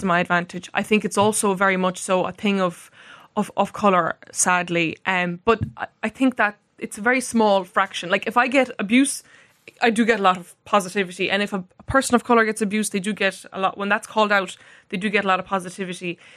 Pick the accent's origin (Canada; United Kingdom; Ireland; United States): Ireland; Roscommon, Connacht; accent: Roscommon; English is a second language; I have a Roscommon accent